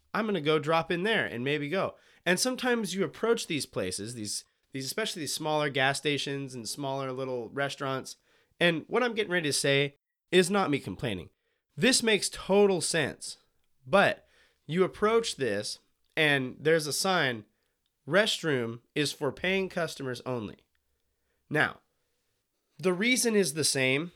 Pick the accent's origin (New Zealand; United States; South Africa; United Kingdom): United States; Montana; now in Willamette Valley, Oregon, United States; I'm from Montana